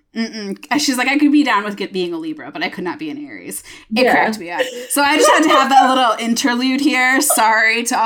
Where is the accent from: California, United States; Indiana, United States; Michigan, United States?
Michigan, United States; I'm from Michigan